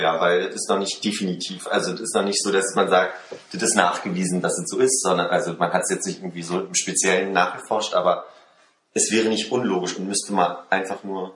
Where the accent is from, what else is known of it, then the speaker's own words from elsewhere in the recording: Germany; also born or lived in France; wenn ich ein Jahr lang in Frankreich bin, als irgendwie der, der deutsche Austauschstudent